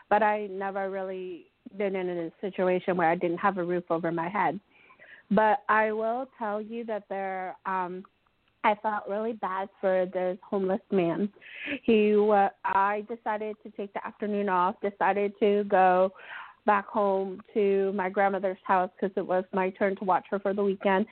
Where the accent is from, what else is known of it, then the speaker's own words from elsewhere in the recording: Philadelphia, Pennsylvania, United States; the same city as I am, Philadelphia